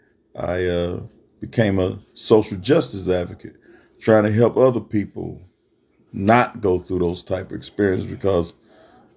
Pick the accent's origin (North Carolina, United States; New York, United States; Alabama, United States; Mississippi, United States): Mississippi, United States; moved away as an adult; now in Texas, United States; Being born and raised in Mississippi and coming out here to Texas over 30 years ago